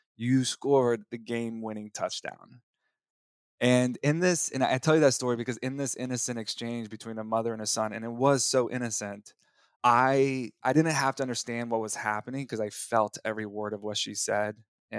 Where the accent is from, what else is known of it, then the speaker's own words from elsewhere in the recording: Texas, United States; I remember when I was 7 years old, growing up in Texas, I was playing in the community all-star flag football championship.